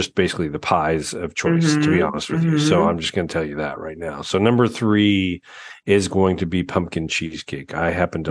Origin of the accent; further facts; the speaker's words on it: Colorado, United States; I grew up in Colorado.